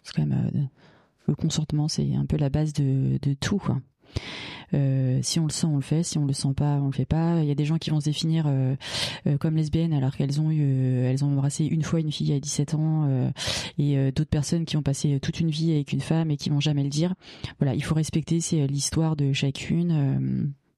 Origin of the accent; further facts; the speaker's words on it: Bagnolet, Île-de-France, France; j'ai grandi à Bagnolet donc euh, à 500 mètres du panneau Paris